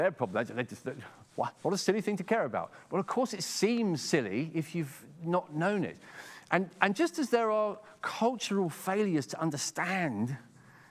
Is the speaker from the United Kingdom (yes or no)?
yes; England, United Kingdom; accent: very English; in my very English accent